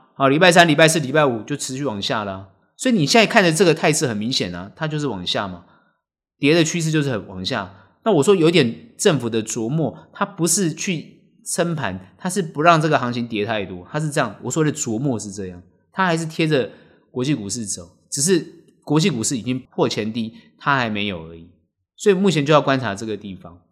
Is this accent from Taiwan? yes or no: yes; Taiwan; 我们台湾人比较有自律，都还会戴口罩